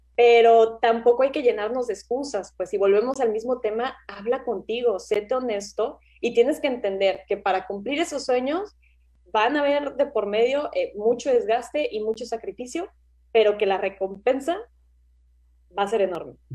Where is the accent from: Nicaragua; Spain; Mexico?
Mexico; moved away as an adult; also born or lived in Australia; yo me fui de México